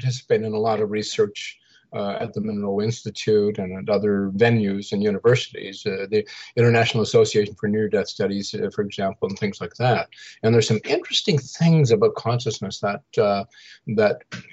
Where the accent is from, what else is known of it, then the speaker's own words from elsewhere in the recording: Saskatchewan, Canada; I grew up in the Central Plains of Canada in Saskatchewan, about 2 hours north of the Montana North Dakota borders